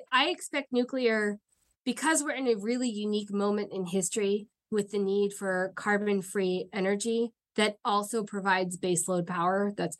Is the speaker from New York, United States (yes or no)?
yes; New York, United States; because I'm from New York and we don't like Indian Point.